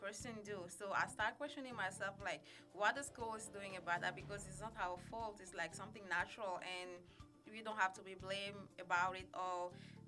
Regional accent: Burkina Faso; now in Madison, United States; I'm originally from Burkina Faso in West Africa

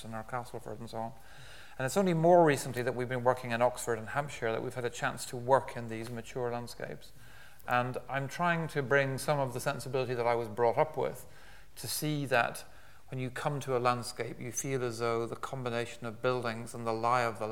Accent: west of Ireland, Ireland; I was brought up in Ireland, particularly in the west of Ireland

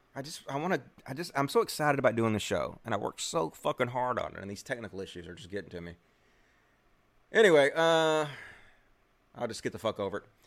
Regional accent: Mississippi, United States; I'm from Mississippi

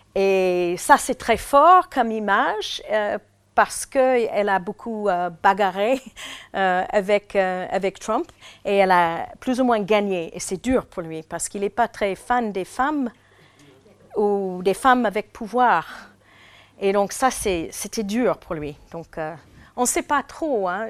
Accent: United States; French is a second language; chez nous aux États-Unis

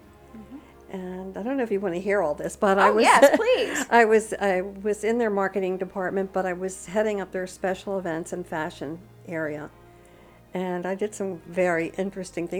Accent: Annapolis, Maryland, United States; moved away as an adult; also born or lived in Baltimore, Maryland / Italy; now in Punta Gorda, United States; I'm from Annapolis, Maryland. However, I grew up there and then moved to Baltimore for a few years and then off to Italy for a few years.

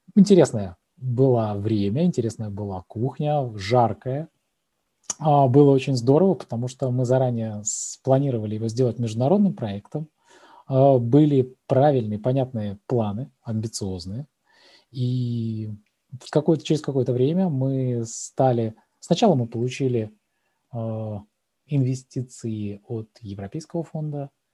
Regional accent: Kaliningrad, Kaliningrad Oblast, Russia; а я из Калининграда

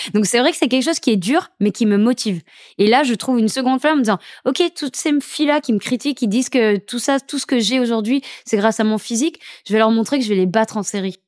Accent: St. Martin; depuis que je suis toute petite, je viens de Saint-Martin

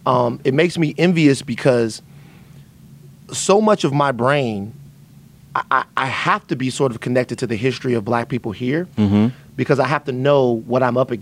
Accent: Baton Rouge, Louisiana, United States; growing up where I grew up in Baton Rouge

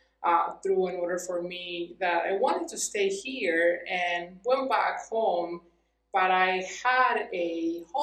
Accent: Cuernavaca, Morelos, Mexico; English is a second language; moved away as an adult; now in Albuquerque, United States; And I was born and raised in Cuernavaca, Morelos, in Mexico, close to Mexico City.

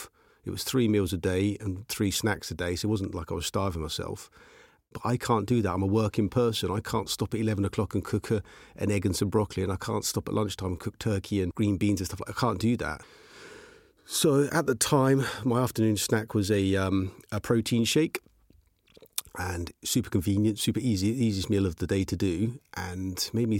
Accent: Aylesbury, South East England, United Kingdom; also born or lived in Chesham; Okay, so I was brought up and raised in Chesham. At the age of five, moved to Aylesbury and just had a normal working class background.

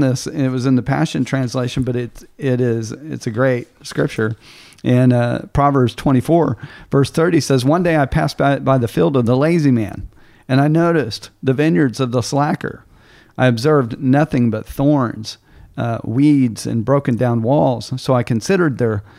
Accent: Tulsa, Oklahoma, United States; where I grew up in Tulsa, Oklahoma

